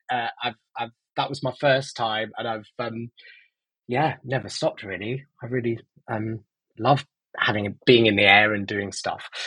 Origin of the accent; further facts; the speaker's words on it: Nottingham, East Midlands, United Kingdom; I grew up in Nottingham